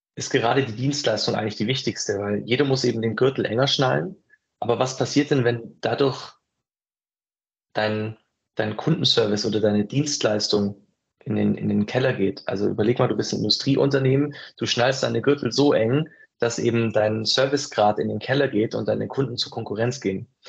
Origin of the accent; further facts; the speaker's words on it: Ulm, Baden-Württemberg, Germany; ich komme ja aus Ulm